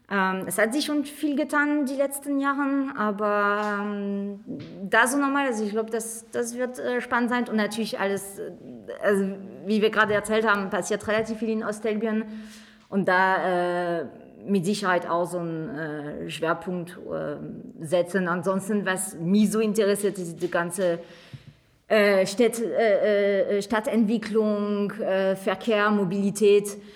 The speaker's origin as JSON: {"language": "German", "country": "France", "second_language": "German", "moved": "as an adult", "lives_now": "Magdeburg, Germany", "said": "wie man ein bisschen raushört, weil das ist schwer zu verstecken, ich komme ursprünglich äh, aus Frankreich, bin aber bin nach Magdeburg 2008 gezogen zum Studieren hier an der Hochschule Magdeburg-Stendal."}